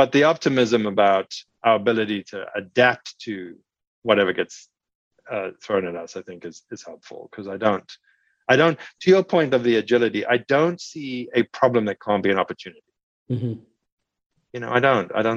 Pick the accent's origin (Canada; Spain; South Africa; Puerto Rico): South Africa; moved away; I grew up in South Africa